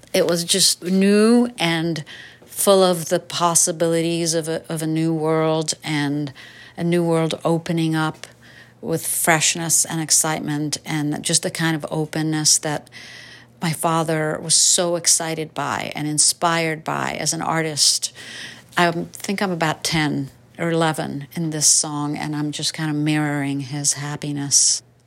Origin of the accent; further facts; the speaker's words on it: New York City, New York, United States; also born or lived in Hungary; my teenagehood growing up in New York City